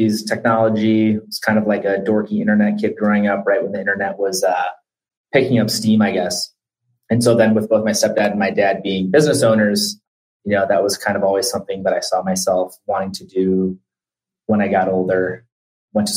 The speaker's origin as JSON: {"language": "English", "town": "Minneapolis", "region": "Minnesota", "country": "United States", "tie": "born or raised there", "also_born_or_lived": "Omaha, Nebraska", "said": "I grew up in Minneapolis, Minnesota. Spent some time between there and Omaha, Nebraska, where my dad lives."}